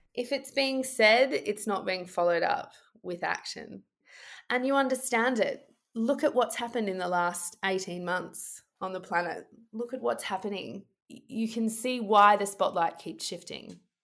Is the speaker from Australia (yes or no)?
yes; Australia; I, as an Australian lawyer